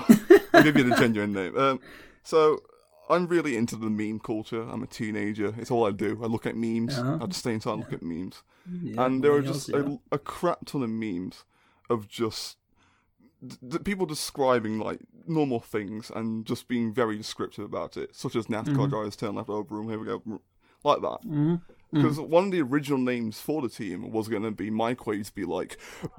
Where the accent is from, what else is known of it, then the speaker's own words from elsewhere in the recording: United Kingdom; I'm British.